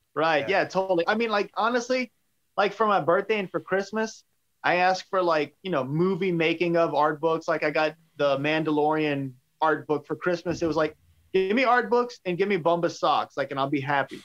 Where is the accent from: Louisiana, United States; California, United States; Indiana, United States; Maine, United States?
Louisiana, United States; Cajun; accent: Cajun; my Cajun accent